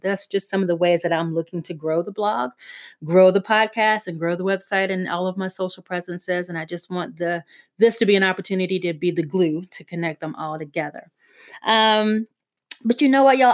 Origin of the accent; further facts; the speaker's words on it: South Carolina, United States; moved away; I wasn't necessarily born in South Carolina, but was raised in South Carolina.